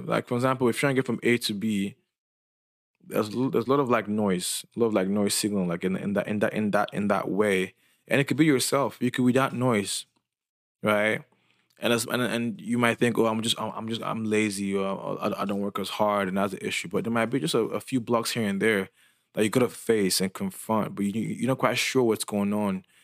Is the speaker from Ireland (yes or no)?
no; Lagos, Nigeria; I'm Nigerian, and I'm from Lagos